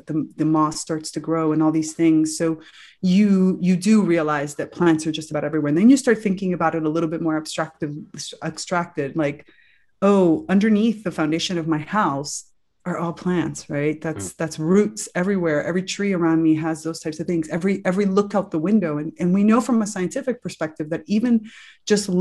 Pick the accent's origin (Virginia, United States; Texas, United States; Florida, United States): Florida, United States; South; I grew up in South Florida, you know, lots of beach, lots of sun